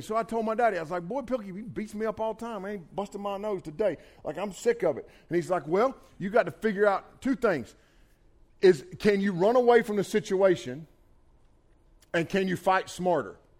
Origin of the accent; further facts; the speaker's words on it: Bethel, North Carolina, United States; I grew up on Highway 110 in Bethel, North Carolina